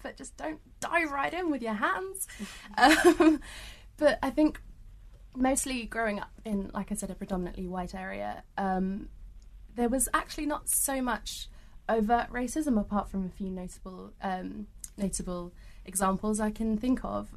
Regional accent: Norfolk, East of England, United Kingdom; accent: British; also born or lived in Australia; go back to my own country every so often. I'm like, what, Norfolk?

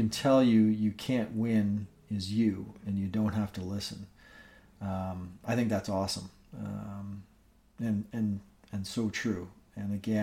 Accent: Northern Ontario, Canada; moved away; I grew up in Northern Ontario, and have a great network of friends back home.

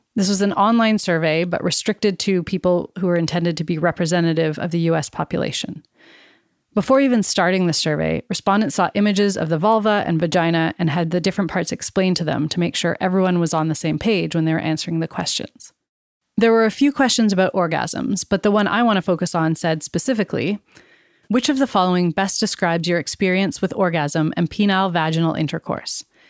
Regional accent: Canada; I was born and raised in Canada, where my family and I are settlers.

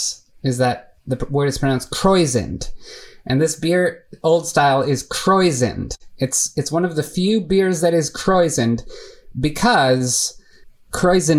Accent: Chicago, Illinois, United States; moved away as an adult; also born or lived in San Francisco; I'm from Chicago

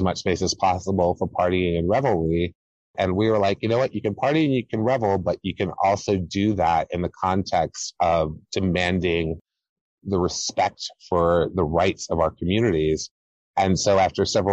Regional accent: Hampton, Virginia, United States; moved away as an adult; now in New York, United States; I grew up in Hampton, Virginia

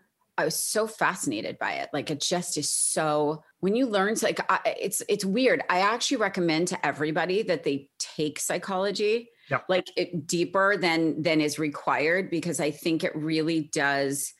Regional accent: Short Hills, New Jersey, United States; now in Brentwood, United States; I grew up in a town called Short Hills in New Jersey

